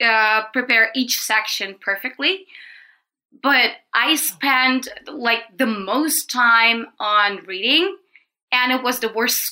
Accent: Russia; English is a second language; moved away as an adult; now in China; I'm from Russia.

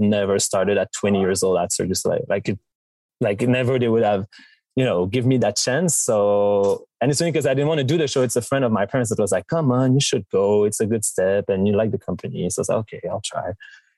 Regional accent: Montreal, Quebec, Canada; being from Montreal, growing up in Quebec

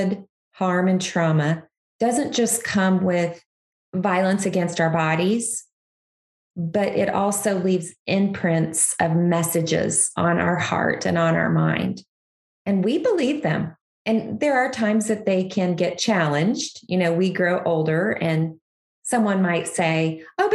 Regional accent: Kansas, United States; now in Missouri, United States; I'm a Kansas girl. I grew up in Kansas, still love Kansas, but I live in Missouri now.

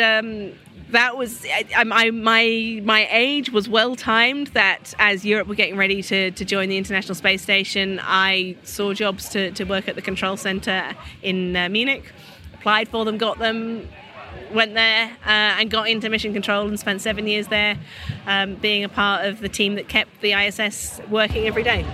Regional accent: United Kingdom; as a Brit

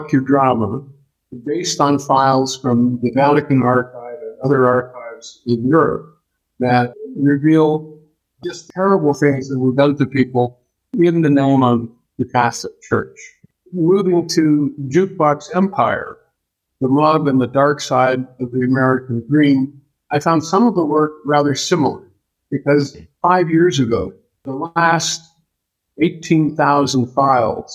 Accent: Canada; moved away as an adult; now in United States; I grew up in Canada, so I worked a lot for the Canadian Broadcasting Corporation

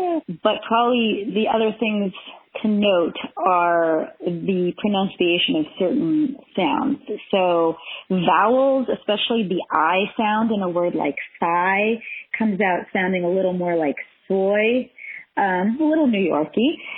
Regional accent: Montreal, Quebec, Canada; accent: Montreal Jewish; also born or lived in Ann Arbor, United States; The only one I think I have retained really from my Montreal Jewish accent is the hard G sound.

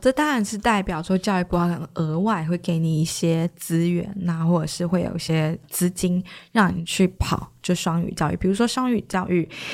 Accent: Taiwan; 因为就台湾的历史来讲，我们没有被任何英语系的国家指明过

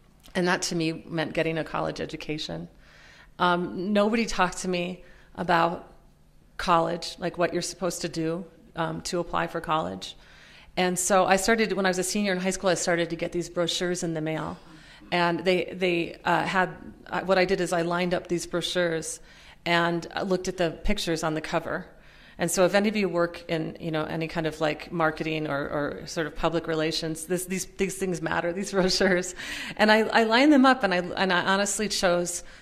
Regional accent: Minnesota, United States; also born or lived in Pennsylvania; I had grown up poor and working class in Minnesota, most of the time in Minnesota. I was born in Pennsylvania, but moved to Minnesota when I was about six.

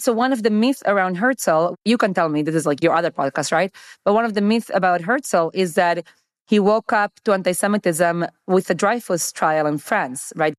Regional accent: Argentina; now in United States; I have Argentinian citizenship. I was born in Argentina.

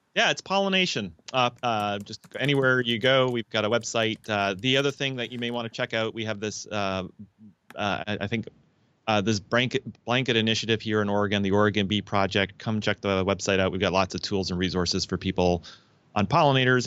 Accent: Canada; now in United States; I'm a Canadian in, uh, the U S

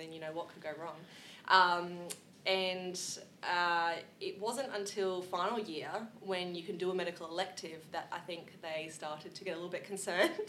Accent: Australia

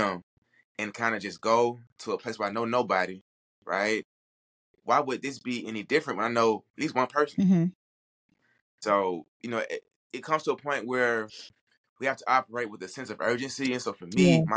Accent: Atlanta, Georgia, United States; accent: down south; moved away as an adult; also born or lived in Baton Rouge, Louisiana; now in Bay Area, United States; Born and raised in Atlanta

